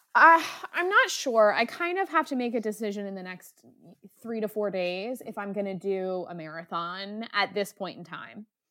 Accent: Delaware, United States; I was from Delaware

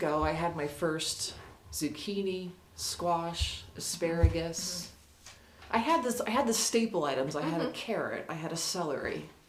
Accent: Western Pennsylvania, United States; moved away as an adult; now in Delaware, United States; I grew up in Western PA, and so the Delaware beach wasn't a thing.

